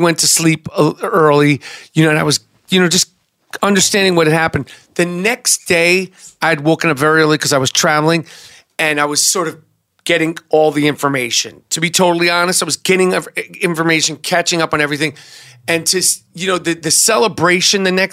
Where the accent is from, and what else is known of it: New York, United States; born or raised there